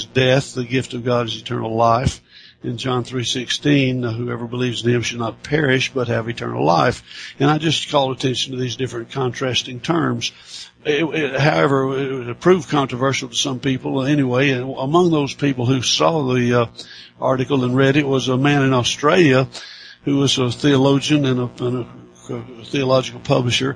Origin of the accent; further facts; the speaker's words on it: Athens, Alabama, United States; my hometown of Athens, Alabama